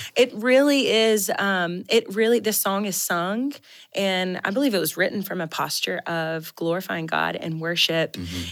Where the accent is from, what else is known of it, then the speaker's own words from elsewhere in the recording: Mississippi, United States; I grew up in Mississippi and there wasn't a lot of snow on the ground in the South eh, where we were from